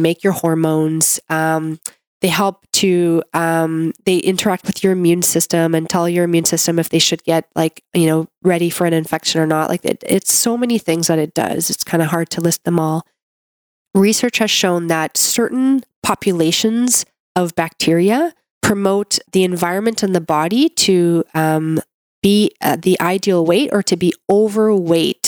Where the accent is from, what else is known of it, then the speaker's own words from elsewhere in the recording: Canada; I'm a Canadian medical doctor